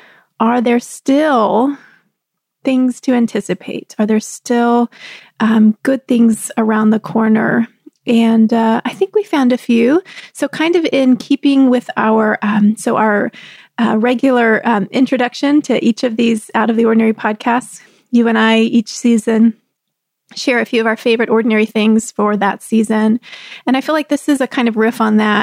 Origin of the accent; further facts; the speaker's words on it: Texas, United States; also born or lived in Southeast Pennsylvania; now in Pennsylvania, United States; I grew up in Texas